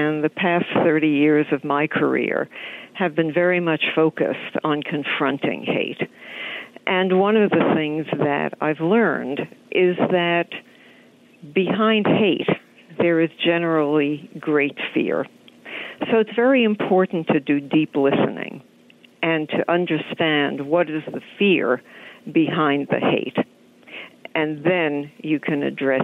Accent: New York, United States; I'm a New Yorker too

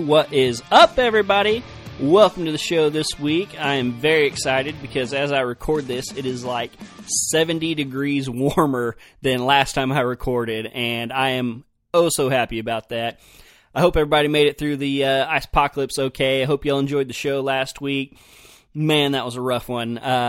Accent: Oklahoma, United States; Anytime I told somebody I was from Oklahoma, they were like, oh, y'all have hogs, don't you?

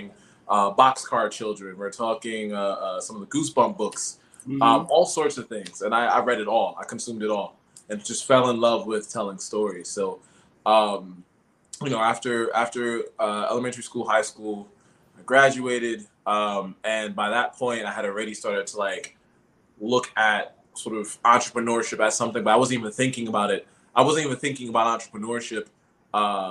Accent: New York City, New York, United States; moved away as an adult; also born or lived in Philadelphia area; I'm originally from Brooklyn, New York. So I grew up, born and raised in East Flatbush. Lived there for like 17, 18 years

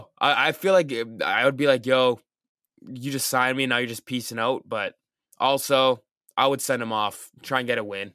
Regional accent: Canada; I'm from Canada

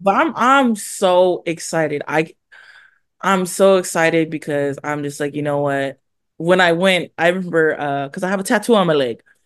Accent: California, United States; also born or lived in Hawaii; I consider myself a California girl

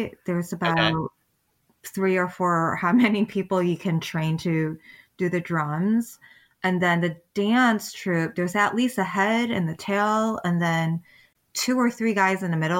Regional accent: Michigan, United States; growing up in Michigan, even though we weren't in China or Taiwan

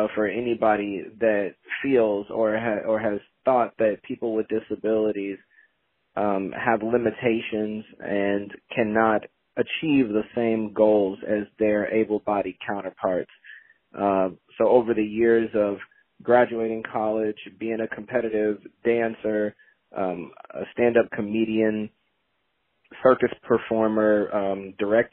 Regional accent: Gary, Indiana, United States; now in Louisville, United States; I'm from Gary, Indiana, residing down here now in Louisville

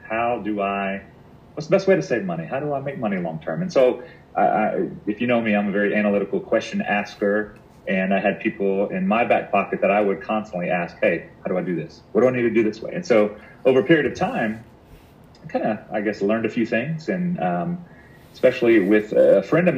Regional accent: Louisiana, United States; I think that was new for me because I grew up in Louisiana

